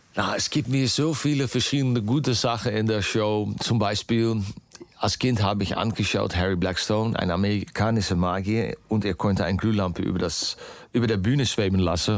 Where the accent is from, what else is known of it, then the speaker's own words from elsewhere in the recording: Netherlands; German is a second language; ich bin natürlich äh, äh, aufgewachsen in Holland